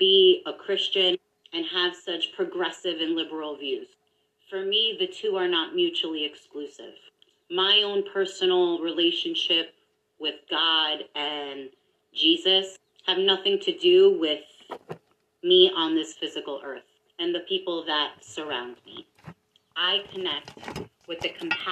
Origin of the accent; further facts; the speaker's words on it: New York, United States; I'm from New York